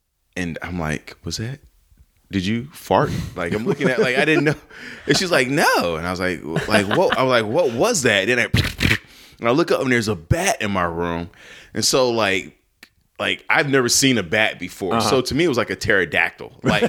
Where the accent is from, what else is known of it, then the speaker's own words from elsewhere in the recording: Chicago, Illinois, United States; moved away; Because we're both from Chicago.